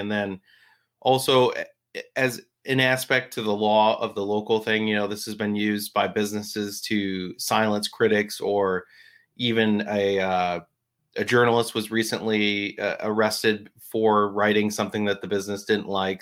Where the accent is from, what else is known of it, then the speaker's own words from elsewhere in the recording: New Jersey, United States; I grew up in Jersey